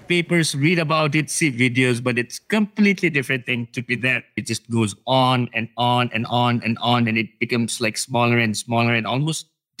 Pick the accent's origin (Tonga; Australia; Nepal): Nepal; Actually not, because the world for you was these bounds, that little valley that was a world enough in itself.